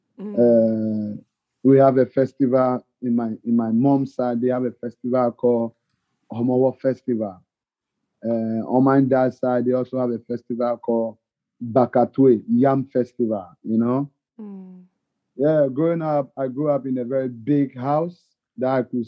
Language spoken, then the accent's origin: English; Accra, Greater Accra, Ghana; now in Muskegon, United States; I born and raised in Accra, so it's like very small town